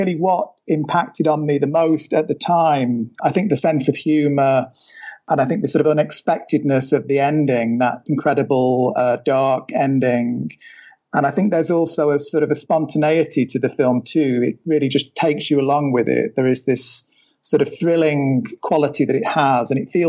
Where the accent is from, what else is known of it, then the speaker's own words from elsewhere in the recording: United Kingdom; being British myself